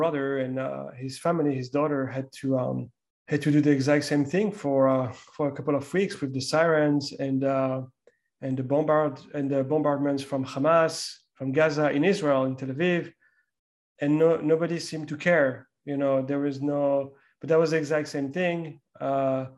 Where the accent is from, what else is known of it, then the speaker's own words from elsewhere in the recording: France; me growing up in France